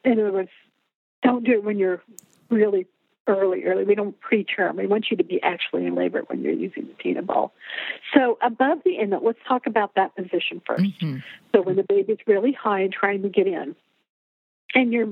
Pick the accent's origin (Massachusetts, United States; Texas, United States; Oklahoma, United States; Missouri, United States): Oklahoma, United States; I'm from Oklahoma